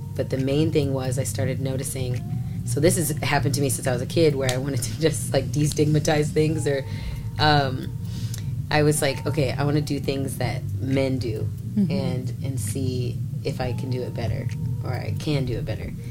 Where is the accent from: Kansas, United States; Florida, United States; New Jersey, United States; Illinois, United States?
Illinois, United States; Dunlap; moved away; also born or lived in Chicago; I'm from Dunlap. It's a really small town outside of Peoria